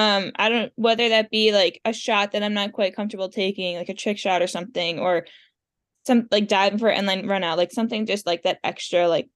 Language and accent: English; Stony Brook, New York, United States; I grew up around Stony Brook